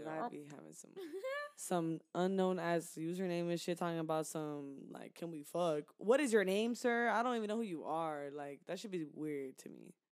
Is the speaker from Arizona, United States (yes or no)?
no; Houston, Texas, United States; Like, I'm from Houston and all, but I never really went out like that in Houston.